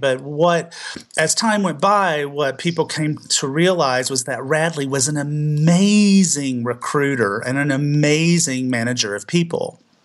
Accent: the South, United States; I was still growing up in the South

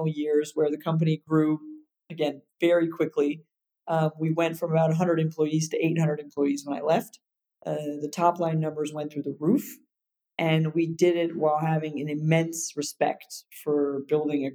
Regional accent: United States; moved away; also born or lived in Paris, France; I was living in Europe as an American

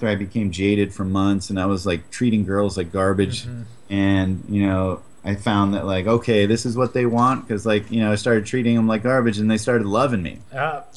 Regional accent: New England, United States; I grew up in New England

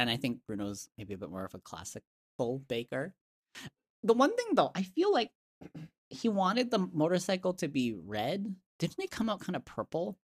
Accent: Hong Kong; I was born in Hong Kong, my family's from Hong Kong.

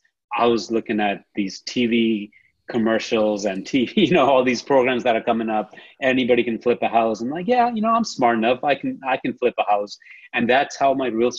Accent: India; now in San Antonio, United States; I'm from India.

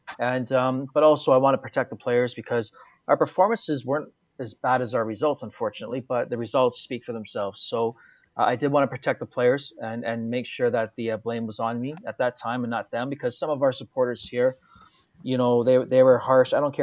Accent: Toronto, Ontario, Canada; moved away; also born or lived in Edmonton; as this Canadian coming through the system

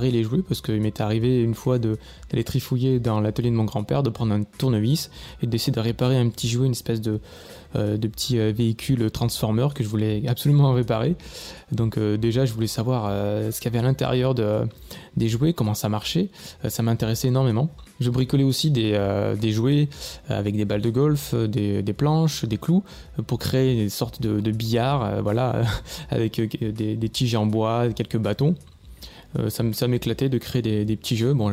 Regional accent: Monteux, Provence-Alpes-Côte d'Azur, France; accent: southern French; also born or lived in Châteauroux; je suis né à Châteauroux, euh, dans l'Indre, mais j'ai vécu principalement dans le sud de la France. Euh, donc, mon enfance s'est passée euh, à côté d'Avignon, dans le Vaucluse. j'ai vécu à Monteux, précisément.

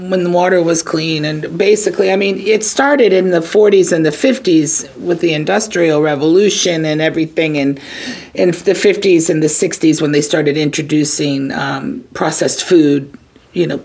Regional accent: Virginia Beach, Virginia, United States; moved away as an adult; now in New York, United States; I grew up on Virginia Beach.

